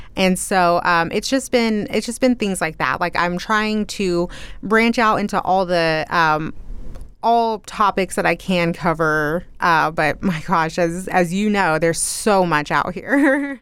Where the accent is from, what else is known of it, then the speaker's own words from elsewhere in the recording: Loveland, Texas, United States; moved away as an adult; now in Lubbock, United States; I was born and raised in Loveland, and I stayed there until I was twenty-three years old, and then I moved here to Lubbock